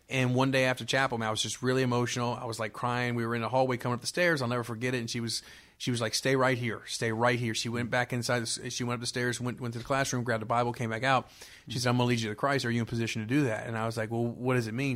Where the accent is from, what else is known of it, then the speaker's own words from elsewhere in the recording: Miami, Florida, United States; now in Greensboro, United States; born and raised in Miami, Florida